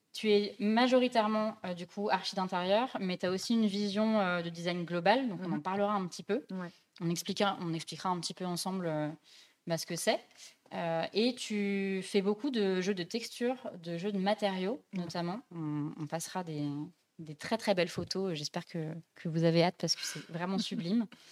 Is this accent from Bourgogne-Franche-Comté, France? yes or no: yes; Dijon, Bourgogne-Franche-Comté, France; moved away; je viens de Dijon, mes parents habitent là-bas